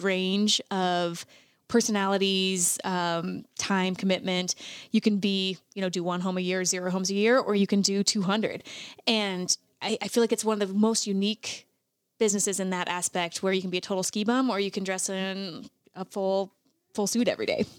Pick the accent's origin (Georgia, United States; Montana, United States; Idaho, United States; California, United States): Montana, United States; I am born and raised fifth generation Montanan